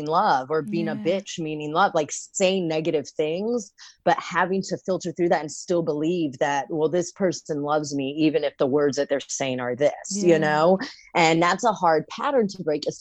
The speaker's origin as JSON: {"language": "English", "town": "Great Falls", "region": "Virginia", "country": "United States", "tie": "born or raised there", "said": "I grew up in Fairfax County, Virginia in Great Falls"}